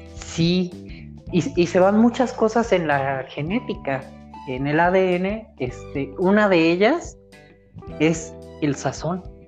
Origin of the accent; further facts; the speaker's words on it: Morelia, Michoacán, Mexico; la ciudad donde nací, la ciudad donde crecí